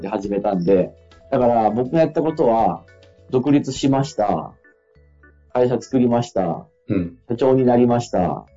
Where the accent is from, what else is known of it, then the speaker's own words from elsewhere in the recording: Fukui, Japan; 地元の福井でやってる会社も